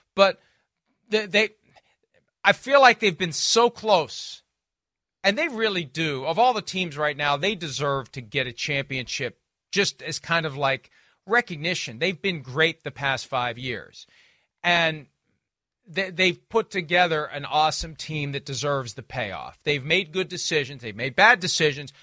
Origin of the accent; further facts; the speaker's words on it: West Virginia, United States; moved away; in the neighborhood where the Italians were living in my hometown, and there are a lot of Italians in West Virginia